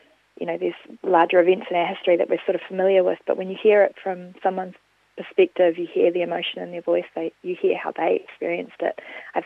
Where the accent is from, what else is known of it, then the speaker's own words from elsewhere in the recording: Gore, Southland, New Zealand; accent: rolling R; also born or lived in Dunedin; now in Wellington, New Zealand; I grew up in Gore, on a little farm just outside of Gore, and I studied in Dunedin for 8 years